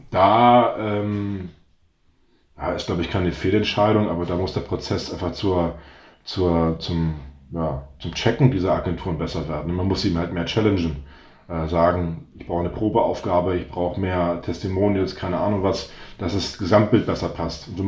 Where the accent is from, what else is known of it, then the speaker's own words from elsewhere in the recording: North Sea coast, Germany; also ich bin ja an der Nordseeküste aufgewachsen und dann äh, sagt man der morgendliche Drümmelpott, ne?